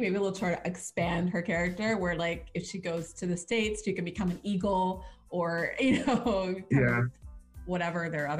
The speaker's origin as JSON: {"language": "English", "country": "Canada", "said": "being Canadian"}